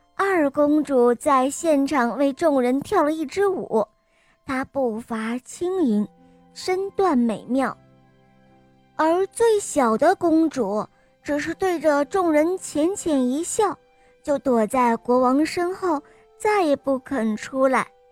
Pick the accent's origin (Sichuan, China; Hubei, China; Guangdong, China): Sichuan, China; Chengdu; 我今年六岁半，我来自成都